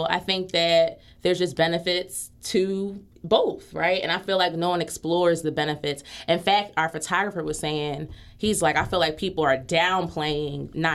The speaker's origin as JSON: {"language": "English", "town": "Philadelphia", "region": "Pennsylvania", "country": "United States", "said": "Um, I'm from West Philly, and I I guess we both kind of had humble beginnings. I'm from 48th and Westminster"}